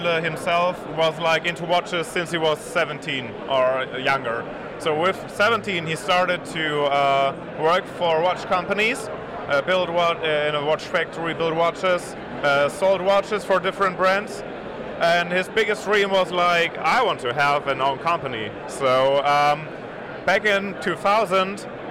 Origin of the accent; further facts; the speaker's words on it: Germany; I'm from Germany